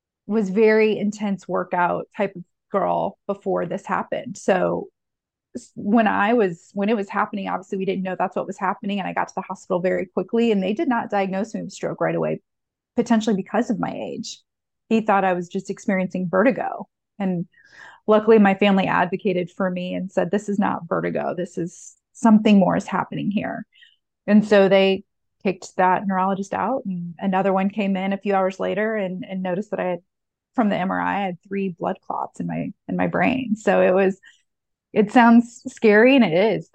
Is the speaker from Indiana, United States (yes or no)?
yes; Indianapolis, Indiana, United States; I'm born and raised in Indianapolis